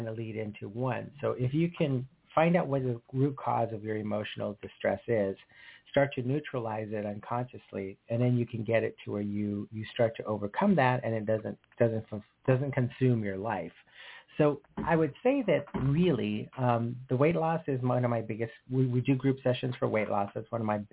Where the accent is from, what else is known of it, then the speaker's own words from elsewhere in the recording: Sedona, Arizona, United States; moved away as an adult; now in Los Angeles, United States; So originally I was born and raised in Sedona, Arizona. I came to Los Angeles in 1986 to work for Delta Airlines as a flight attendant. And I've been here ever since.